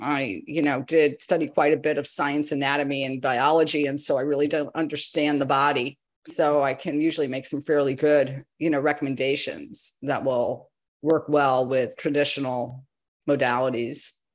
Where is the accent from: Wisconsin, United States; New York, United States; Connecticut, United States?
Connecticut, United States; I grew up in Connecticut in farm country